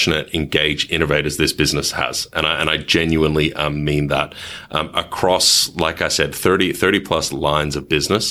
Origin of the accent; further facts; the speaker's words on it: Melbourne, Victoria, Australia; accent: thick Australian; moved away as an adult; also born or lived in Kuala Lumpur, Malaysia / Africa / Asia / Europe; I have a relatively thick Australian accent, and I am Australian, but only by naturalization.